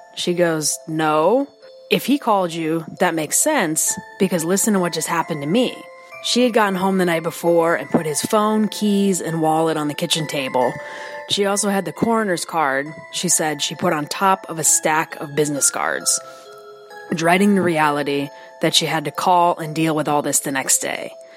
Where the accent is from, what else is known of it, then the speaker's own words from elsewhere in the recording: near Cleveland, Ohio, United States; my hometown near Cleveland, Ohio